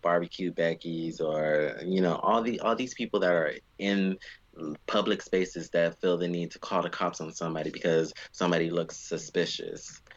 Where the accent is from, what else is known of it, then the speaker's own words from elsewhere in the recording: United States; Me as an American